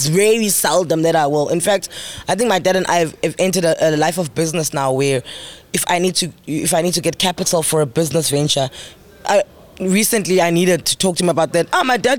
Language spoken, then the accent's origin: English; Mthatha, Eastern Cape, South Africa; I'm from Umtata.